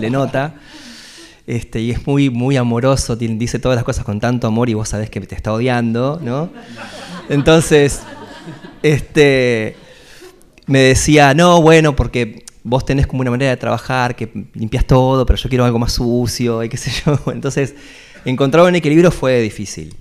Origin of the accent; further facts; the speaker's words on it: Carmen de Patagones, Buenos Aires Province, Argentina; now in La Plata, Argentina; soy de, Patagones, de hecho con Javier hicimos el primario y el, secundario juntos